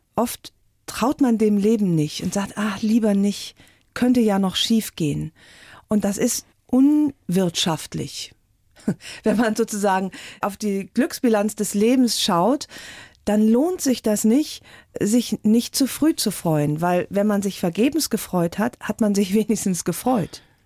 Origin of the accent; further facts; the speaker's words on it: Rhineland, Germany; ich bin ja Rheinländerin